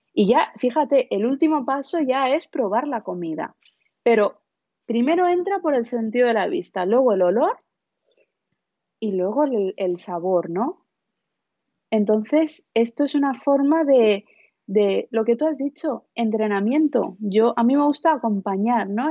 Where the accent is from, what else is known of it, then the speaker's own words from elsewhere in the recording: India; moved away; vengo de la India